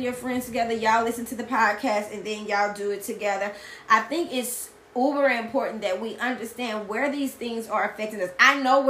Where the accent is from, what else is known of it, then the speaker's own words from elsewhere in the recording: Louisiana, United States; also born or lived in Baton Rouge, Louisiana / Lafayette, Louisiana; I'm from Louisiana